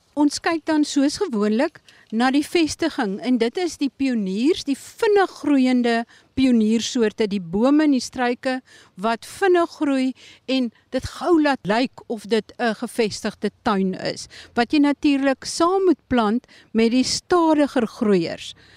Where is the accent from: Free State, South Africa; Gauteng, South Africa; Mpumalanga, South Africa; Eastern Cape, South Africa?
Eastern Cape, South Africa; Eastern Cape thicket region, South Africa; die streek waar ek vandaan kom.